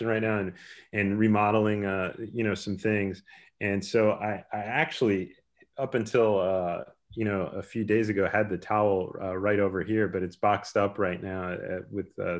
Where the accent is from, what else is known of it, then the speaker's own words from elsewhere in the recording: United States; I grew up in the New Jersey, New York City area